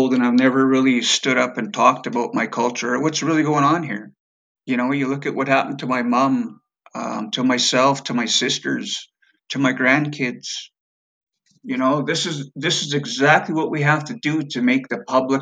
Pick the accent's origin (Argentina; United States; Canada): Canada; Alberta; also born or lived in northern Manitoba; I was raised in Alberta in a 60 Scoop home. And that's just where I was raised. But I am from Manitoba, northern Manitoba